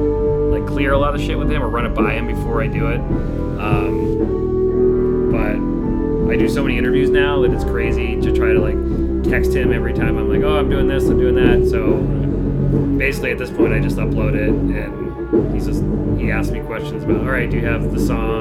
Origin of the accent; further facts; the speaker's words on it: Upton, Massachusetts, United States; I grew up in Upton.